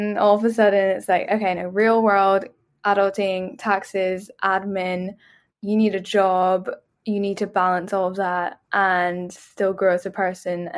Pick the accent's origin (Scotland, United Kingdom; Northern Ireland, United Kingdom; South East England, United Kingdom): Northern Ireland, United Kingdom; Belfast; moved away as an adult; also born or lived in Dublin, Ireland; now in London, United Kingdom; I grew up in Belfast, which is like Northern Ireland.